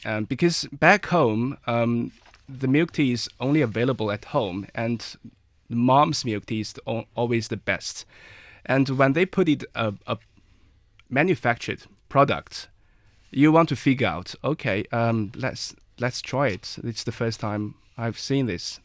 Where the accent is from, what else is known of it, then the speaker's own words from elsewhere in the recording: Inner Mongolia, China; I'm from Inner Mongolia. I'm a Mongolian